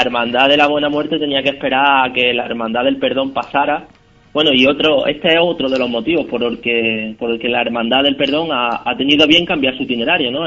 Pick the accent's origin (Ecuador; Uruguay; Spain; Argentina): Spain; Jaén, Andalusia; nuestra ciudad